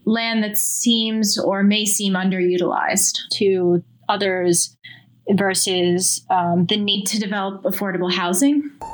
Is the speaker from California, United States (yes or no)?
no; Long Island, New York, United States; now in Queens, New York, United States; I grew up in Long Island where there was, you know, obviously not the city